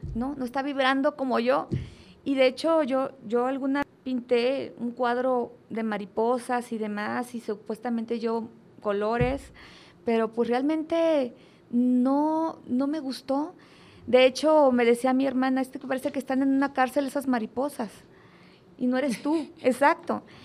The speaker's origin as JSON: {"language": "Spanish", "country": "Mexico", "said": "yo como mexicana"}